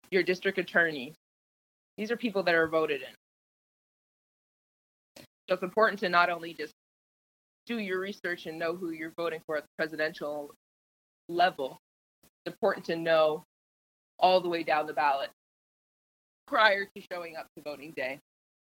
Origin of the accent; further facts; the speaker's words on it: Canada; now in Indiana, United States; I'm Canadian. Yes, I was born in Canada, but I live here in the U.S.